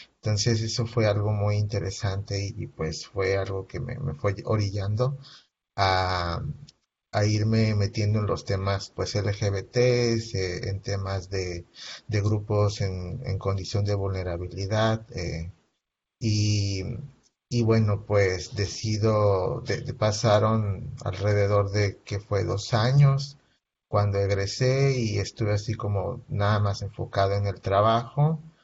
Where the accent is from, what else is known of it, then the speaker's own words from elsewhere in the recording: Veracruz, Mexico; now in Ciudad Juárez, Mexico; yo soy originario de Veracruz